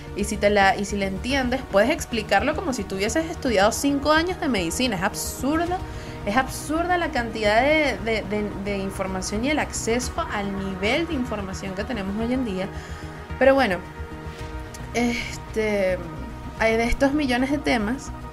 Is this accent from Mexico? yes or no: no; Venezuela; Soy una jeva de Venezuela